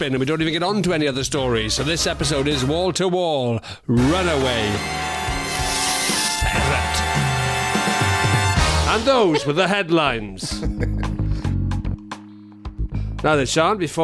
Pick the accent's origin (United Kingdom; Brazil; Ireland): United Kingdom; Carmarthen, Wales; I'm from Carmarthen in the 70s